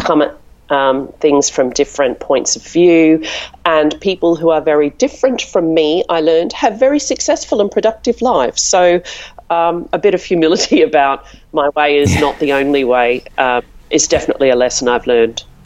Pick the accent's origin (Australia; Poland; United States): Australia; Melbourne, Victoria; moved away as an adult; now in London, United Kingdom; I'm from Melbourne